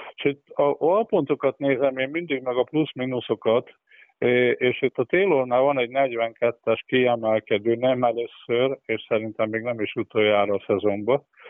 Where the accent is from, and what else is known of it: Körmend, Vas, Hungary; born or raised there